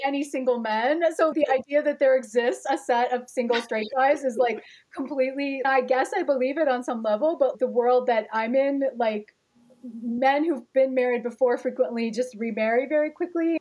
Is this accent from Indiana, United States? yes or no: yes; Gary, Indiana, United States; My grandparents had come from Italy, and somehow everybody wound up in Gary, Indiana